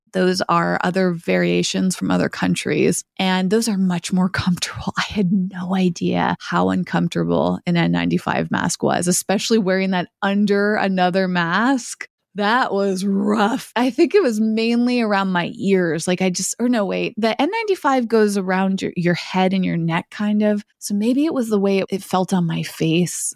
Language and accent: English; United States; an American who doesn't speak a lot of Spanish